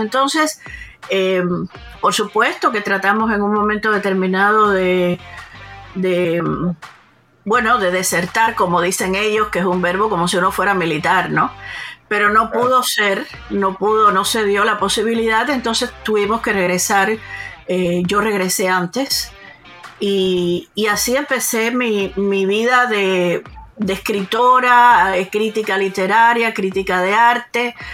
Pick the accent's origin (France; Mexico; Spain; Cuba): Cuba; moved away as an adult; yo nací en Cuba, soy cubana